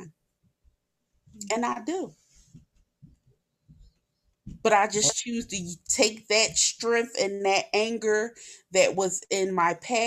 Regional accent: Philadelphia, Pennsylvania, United States; I was born and raised in North Philly

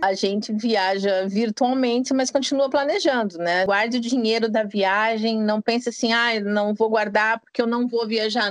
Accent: Paranaguá, Paraná, Brazil; moved away as an adult; also born or lived in Iraq / Dubai / Haiti; now in United States; eu sou natural de Paranaguá e atualmente estou morando nos Estados Unidos

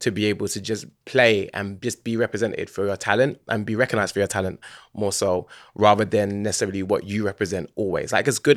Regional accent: London, United Kingdom; I grew up in Hackney, born and raised

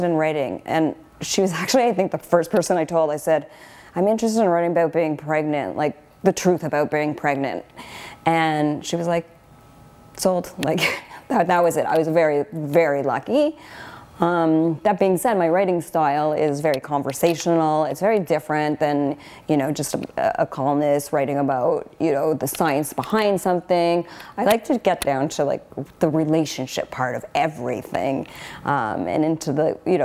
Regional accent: Canada; I'm a Canadian writer

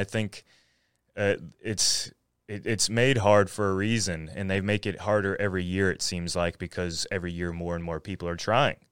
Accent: Floyd, Virginia, United States; also born or lived in Radford, Virginia / Roanoke, Virginia; I was born in Radford, so, and, and then lived in Floyd my, pretty much my whole life

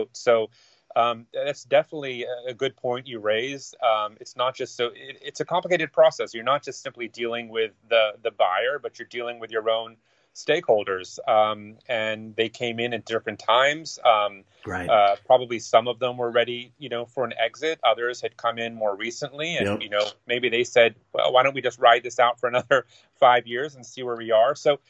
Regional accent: United States; me being American

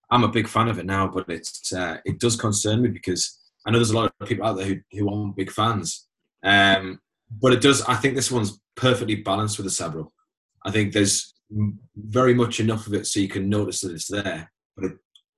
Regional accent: Newcastle upon Tyne, North East England, United Kingdom; We said, oh, Newcastle

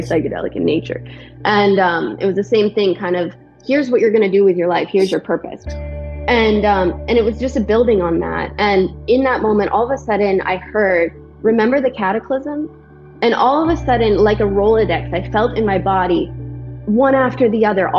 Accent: Vancouver Island, British Columbia, Canada; now in Texas, United States; This is where I'm from. Yeah, I'm from Vancouver Island. I live in Texas now.

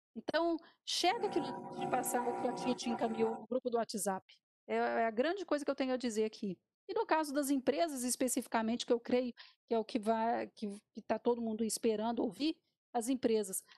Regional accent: Minas Gerais, Brazil; enquanto jornalista e enquanto mineira

